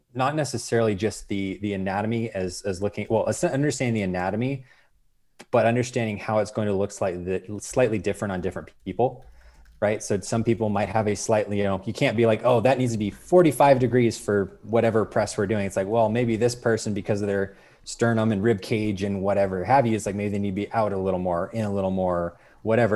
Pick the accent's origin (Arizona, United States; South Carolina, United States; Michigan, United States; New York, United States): Arizona, United States; I'm really originally from Arizona